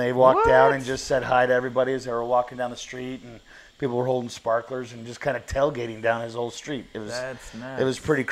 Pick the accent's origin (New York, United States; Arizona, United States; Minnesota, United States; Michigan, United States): Arizona, United States; New River; I grew up out in New River, so I grew up around a lot of that.